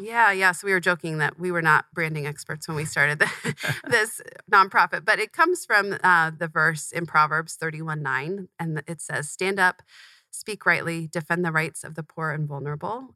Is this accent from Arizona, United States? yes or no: yes; Tempe, Arizona, United States; I grew up in Tempe, Arizona, not far from where we're recording right now. Um, moved here when I was really young, but have lived here ever since